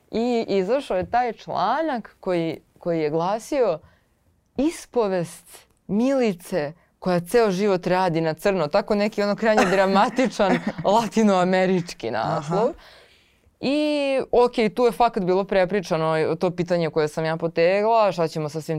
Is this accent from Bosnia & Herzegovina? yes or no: no; Belgrade, Serbia; ja sam iz Beograda, na, ce, na Cereku sam odrasla, iz tog sam kraja, sad živim u, u Kumodražu